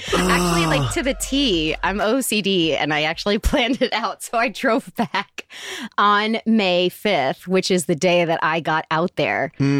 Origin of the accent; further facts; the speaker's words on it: Tennessee, United States; also born or lived in New York City, New York, United States; I grew up in Tennessee